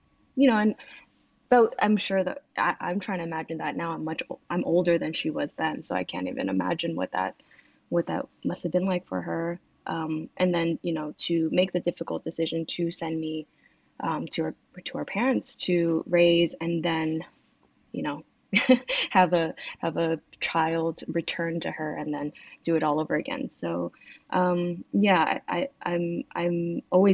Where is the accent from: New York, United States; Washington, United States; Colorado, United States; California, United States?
New York, United States; New York City; English is a second language; also born or lived in Fujian, China; born and raised